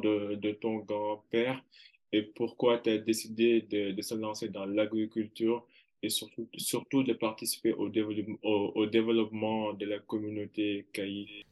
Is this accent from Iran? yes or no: no; Kaolack, Senegal; je suis originaire de Karolak